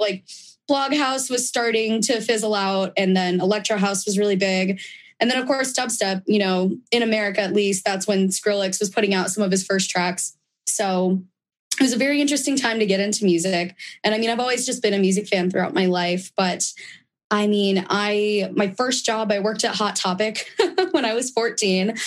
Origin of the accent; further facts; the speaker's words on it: San Diego, California, United States; being from San Diego